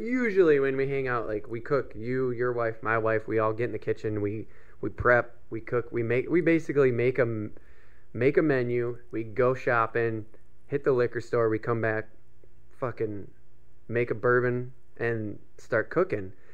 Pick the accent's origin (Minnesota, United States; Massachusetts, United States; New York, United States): Minnesota, United States; we're from Minnesota.